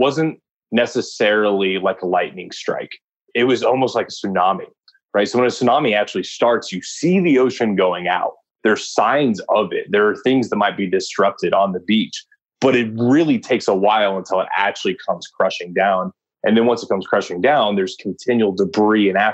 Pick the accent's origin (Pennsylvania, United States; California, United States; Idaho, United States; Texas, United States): Texas, United States; San Antonio; I spent a lot of my time growing up in San Antonio